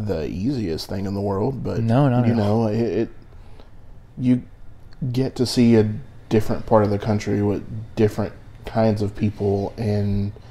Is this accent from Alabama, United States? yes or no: yes; Georgiana, Alabama, United States; also born or lived in Atlanta; Georgiana, Alabama.